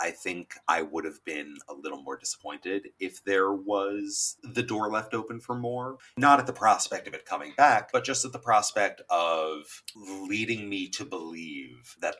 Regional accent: United States; as an American living in a failed school system under the guise of late-stage capitalism

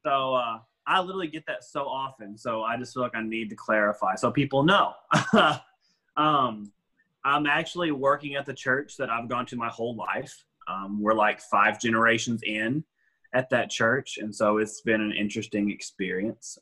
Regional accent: Smithville, United States; I was born and raised in Smithville

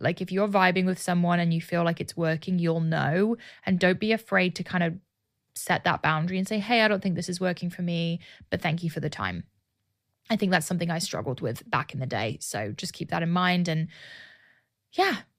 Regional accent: United Kingdom; now in Austin, United States; launch my business in my home country

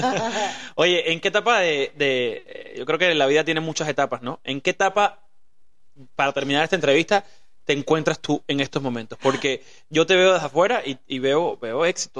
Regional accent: Cuba; moved away; also born or lived in Los Angeles / Mexico; nosotros venimos de Cuba, que es una vida súper difícil

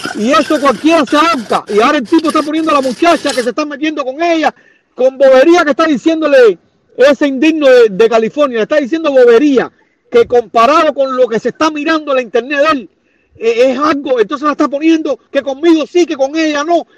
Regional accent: Cuba; moved away; fui, caballero, al poder popular de mi, de mi pueblo, donde yo era un almacenero

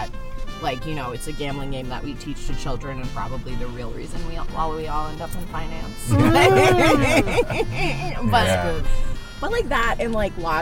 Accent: Denver, Colorado, United States; moved away; I grew up in Denver, not a lot of Jews

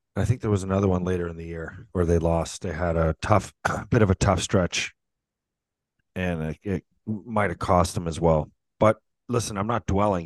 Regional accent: St. Catharines, Ontario, Canada; I grew up in Saint Catharines.

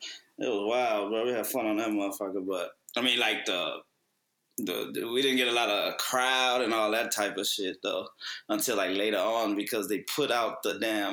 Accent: Texas, United States; I'm from Texas

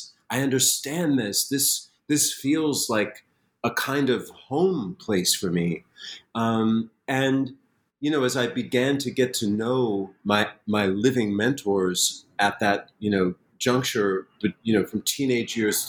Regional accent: Springfield, Massachusetts, United States; born or raised there

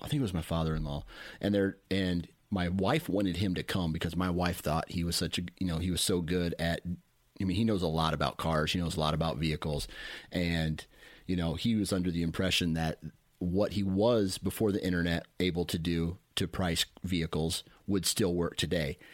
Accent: Mount Pleasant, Iowa, United States; I grew up in Mount Pleasant

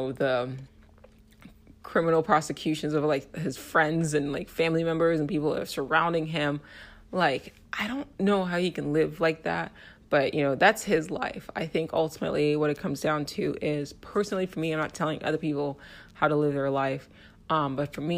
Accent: United States; as an American

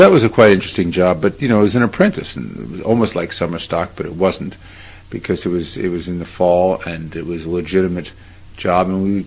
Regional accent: New York City, New York, United States; I'm from New York originally, and we grew up in Brooklyn

